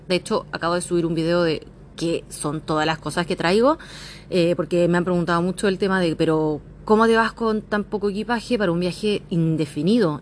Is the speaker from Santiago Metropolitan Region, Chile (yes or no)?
yes; San Bernardo, Santiago Metropolitan Region, Chile; moved away as an adult; also born or lived in Australia; now in Thailand; soy de la zona sur, yo soy de San Bernardo que si bien es Santiago, al menos región metropolitana